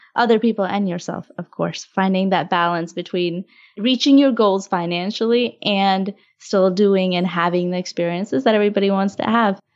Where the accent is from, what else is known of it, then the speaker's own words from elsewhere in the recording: Augusta, Georgia, United States; Yeah, I grew up in Augusta